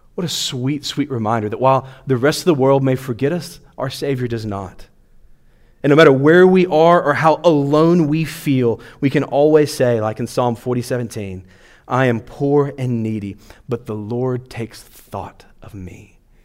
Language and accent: English; Louisiana, United States; now in Clermont, United States; I grew up in Louisiana